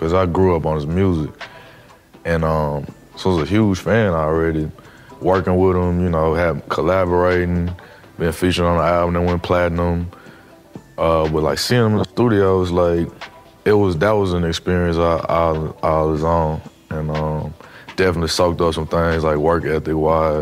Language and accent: English; Nashville, Tennessee, United States; I'm from Nashville